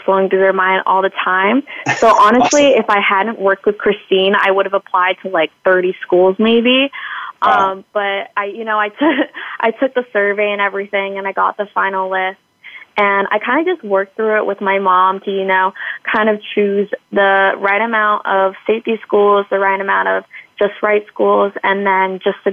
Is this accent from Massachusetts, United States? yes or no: yes; Acton, Massachusetts, United States; I grew up in Acton, Massachusetts